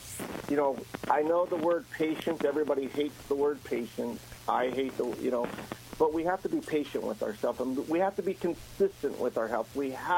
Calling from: Virginia, United States; I'm actually in Virginia, so I'm not too far away.

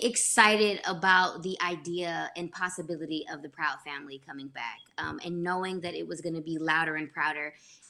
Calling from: Los Angeles, California, United States; Hey, viewers, I am joining you from Los Angeles, California, baby.

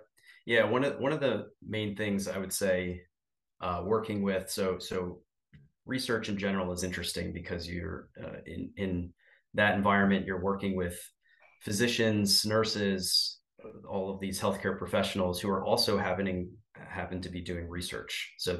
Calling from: Pennsylvania, United States

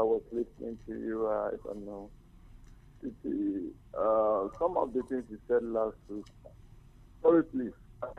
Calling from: Abuja, Federal Capital Territory, Nigeria; I'm calling you from Abuja here.

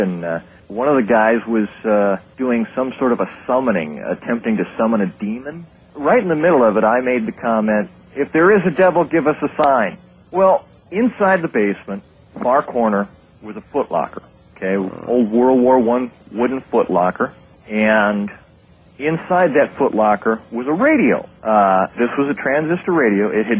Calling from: Gulfport, Florida, United States; also born or lived in Chicago; I'm from Gulfport, Florida.

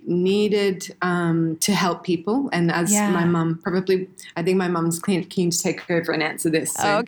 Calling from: Siem Reap, Cambodia; also born or lived in Indonesia; I'm calling in from Cambodia. Sunny Siem Reap. It's a gorgeous day here. So I've been living in Cambodia for 5 years now.

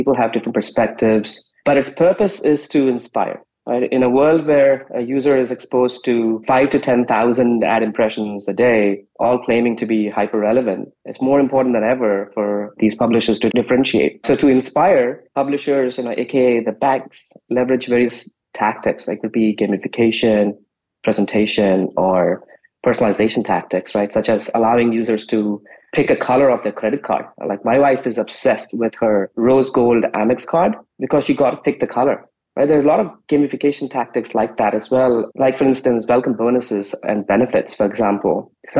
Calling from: San Francisco, California, United States; I'm in San Francisco Bay Area, and it's a beautiful, clear day here.

